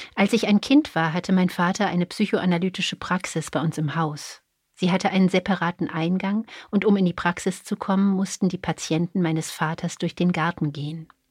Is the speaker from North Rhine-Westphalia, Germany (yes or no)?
yes; Cologne, North Rhine-Westphalia, Germany; now in Berlin, Germany; Ich komme aus Köln